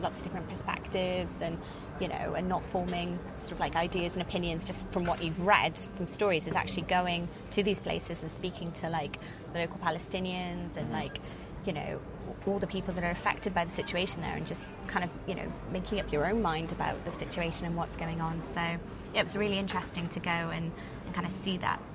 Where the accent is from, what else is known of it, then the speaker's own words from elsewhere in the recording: Wales, United Kingdom; we're Welsh and proud, we have our own language